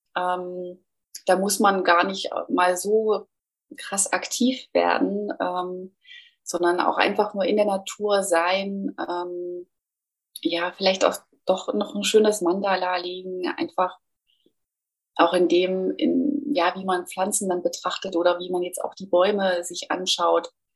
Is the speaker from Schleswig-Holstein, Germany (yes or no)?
no; Thuringia, Germany; moved away as an adult; also born or lived in Nuremberg; Also habe meine Heimat Thüringen verlassen